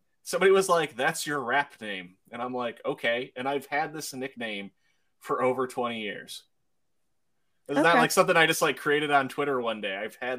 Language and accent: English; Arkansas, United States; when I tell people I'm from Arkansas, I'm like, that must be what they picture in their head.